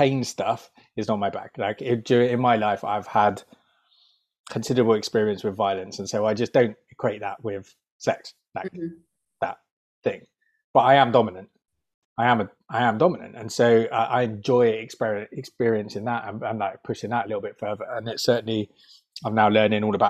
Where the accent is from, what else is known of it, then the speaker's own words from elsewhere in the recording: United Kingdom; we're British